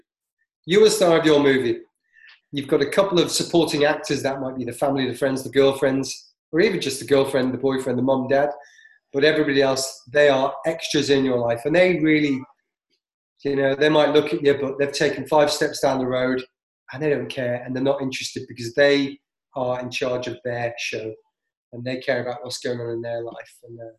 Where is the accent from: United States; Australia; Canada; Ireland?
Canada; I'm from Canada.